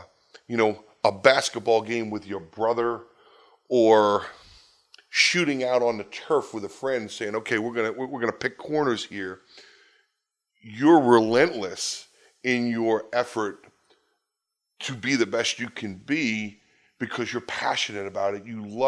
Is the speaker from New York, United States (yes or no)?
yes; New York, United States; You know, I grew up in New York, Long Island. I'm the product of a divorced home.